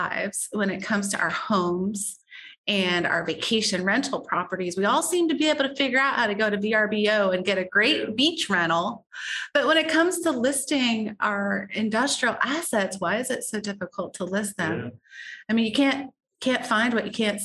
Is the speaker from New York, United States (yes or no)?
no; Warsaw, Indiana, United States; moved away as an adult; also born or lived in Washington, D.C.; now in Greenville, United States; when I was growing up in Warsaw